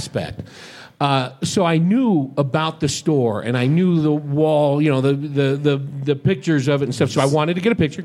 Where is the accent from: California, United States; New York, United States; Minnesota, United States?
California, United States; San Francisco Bay Area; I grew up in the San Francisco Bay Area